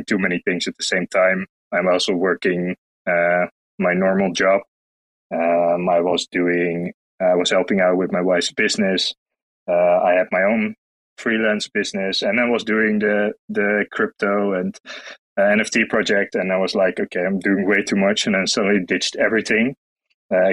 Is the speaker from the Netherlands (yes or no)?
yes; Netherlands; I'm from the Netherlands. Also currently residing in the Netherlands.